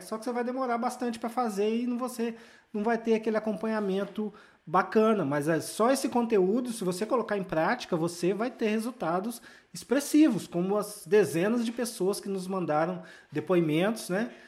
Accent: Volta Redonda, Rio de Janeiro, Brazil; a minha cidade natal, que é Volta Redonda

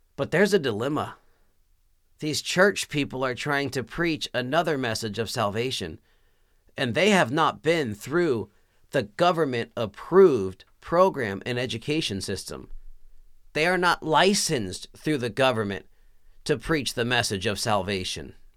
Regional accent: Texas, United States; I was born and raised in Texas

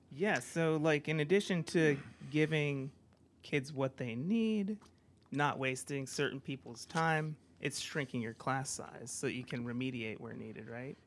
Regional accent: United States; moved away; I come from the States

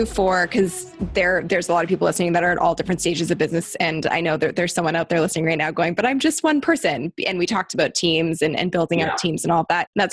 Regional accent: Canada; We're all Canadians

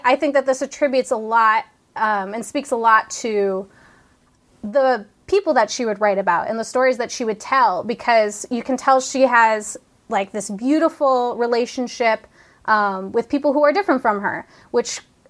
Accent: Chicago, Illinois, United States; we're also from Chicago area, which had that huge

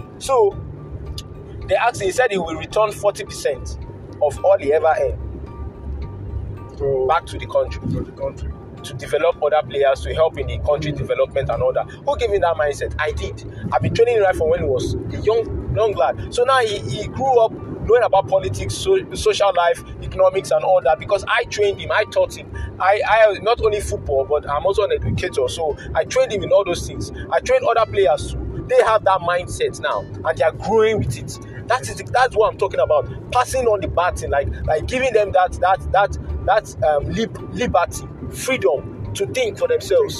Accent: Nigeria; As a Nigerian youth

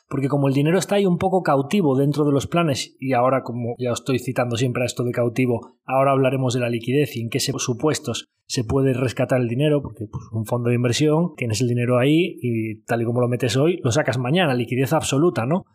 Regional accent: Galicia, Spain; como buen gallego

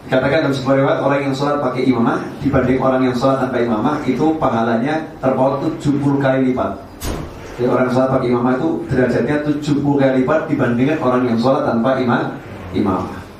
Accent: Java, Indonesia; Kita orang Jawa pakai peci hitam saja atau pakai kopiah saja.

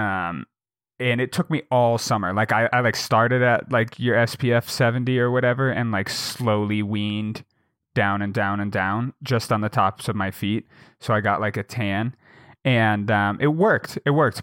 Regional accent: Jackson, Wyoming, United States; now in Bozeman, United States; my hometown, in Jackson

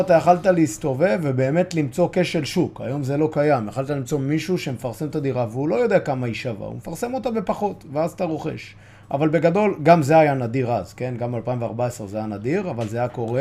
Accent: Bat Yam, Tel Aviv District, Israel; אני ועדי חברי ילדות, גדלנו בבת ים

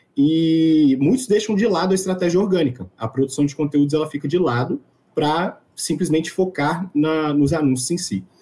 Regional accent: Espírito Santo, Brazil; eu sou daqui do Espírito Santo

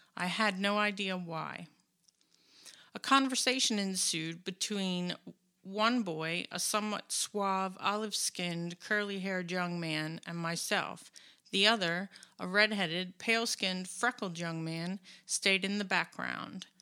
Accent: United States; I'm an American

